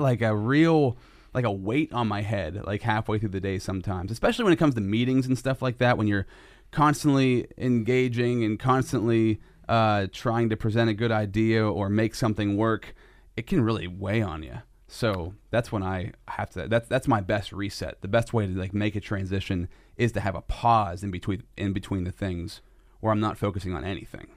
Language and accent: English; Sinking Valley, Pennsylvania, United States; I lived in Sinking Valley, which was like the country